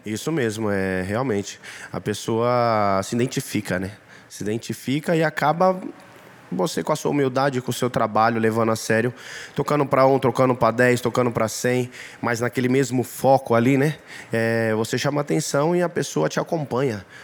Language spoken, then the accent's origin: Portuguese; Ilhéus, Bahia, Brazil; Sou baiano de Ilhéus.